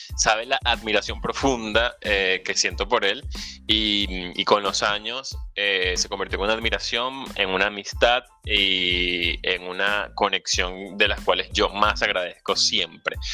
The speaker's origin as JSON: {"language": "Spanish", "country": "Venezuela", "moved": "yes", "said": "Soy venezolano, emigrante"}